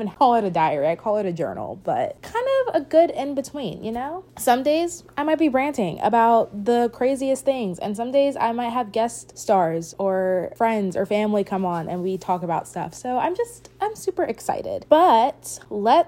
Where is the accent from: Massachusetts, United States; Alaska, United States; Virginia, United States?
Virginia, United States; Richmond; I'm from Richmond, Virginia